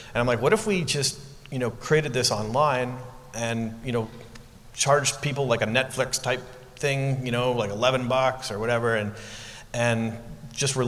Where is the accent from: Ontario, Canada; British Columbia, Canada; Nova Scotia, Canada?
Ontario, Canada; moved away; also born or lived in Portland, Oregon / New York City; I'm from Canada, from Ontario